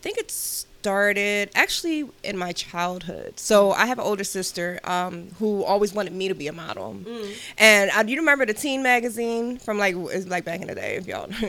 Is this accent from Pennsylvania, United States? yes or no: yes; Philadelphia, Pennsylvania, United States; I am a Philly girl. I'm from Uptown, born and raised in Philly.